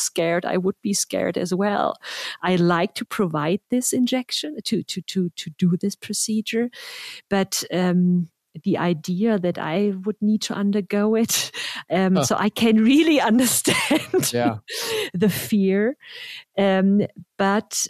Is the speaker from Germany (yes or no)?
yes; Germany; now in United States; I'm from Germany and the US